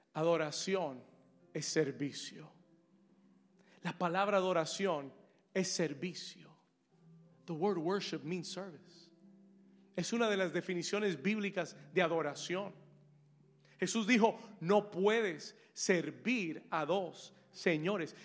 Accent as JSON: {"language": "Spanish", "region": "New York", "country": "United States", "tie": "born or raised there", "moved": "yes", "lives_now": "Miami, United States", "said": "yo me crié en Nueva York. I was raised in New York."}